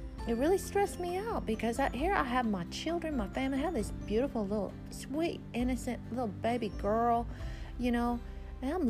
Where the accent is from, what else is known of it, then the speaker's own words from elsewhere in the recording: Texas Hill Country, United States; I had grown up in America as an American girl, Texas girl, growing up out in the hill country in a little bitty small school